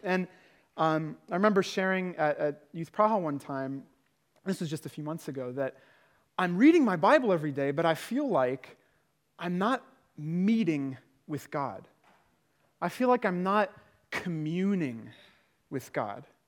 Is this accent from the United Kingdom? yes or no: yes; United Kingdom; now in Prague, Czech Republic; I'm British